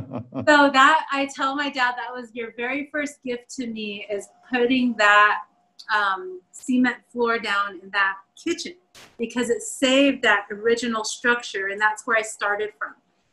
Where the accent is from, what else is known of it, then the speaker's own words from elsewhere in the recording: Southwest, United States; you know, born and raised in the Southwest, it's really hard to embrace that there.